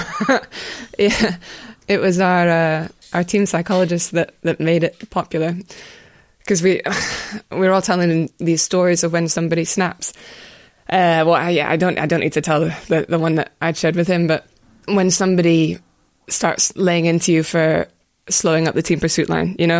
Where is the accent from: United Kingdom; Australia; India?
United Kingdom; Scotland; my hometown's got its own games, but it doesn't have cycling in it, which is upsetting. But, yeah, they're, they're all over Scotland every weekend through the summer